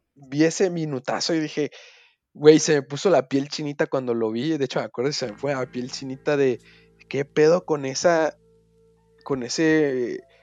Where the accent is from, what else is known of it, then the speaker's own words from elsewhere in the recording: Mexico; no solo como mexicano